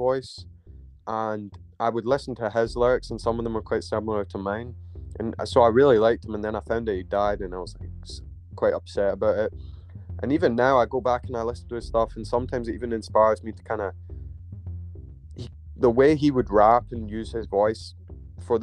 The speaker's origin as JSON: {"language": "English", "town": "Glasgow", "region": "Scotland", "country": "United Kingdom", "tie": "born or raised there", "said": "I was born in Glasgow"}